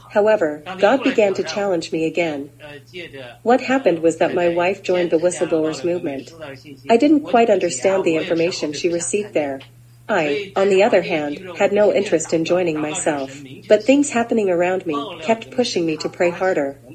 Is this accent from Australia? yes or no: no; China; now in United States; Although I came from China, I had no vision for China.